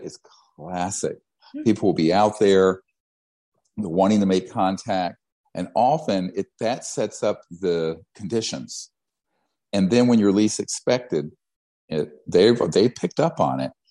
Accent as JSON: {"language": "English", "town": "Charlotte", "region": "North Carolina", "country": "United States", "tie": "born or raised there", "said": "I grew up in Charlotte, North Carolina"}